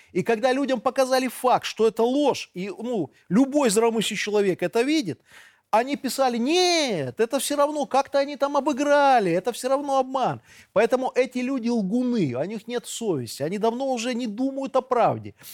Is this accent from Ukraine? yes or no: no; Belarus